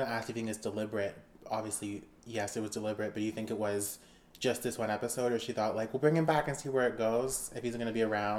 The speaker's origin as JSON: {"language": "English", "country": "Canada", "said": "we're Canadian"}